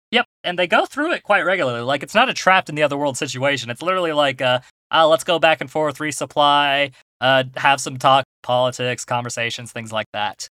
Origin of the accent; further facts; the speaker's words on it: United States; We're American.